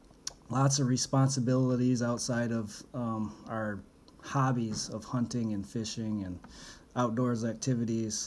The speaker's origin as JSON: {"language": "English", "region": "Michigan", "country": "United States", "tie": "born or raised there", "said": "growing up in Michigan especially, we all started off small game hunting"}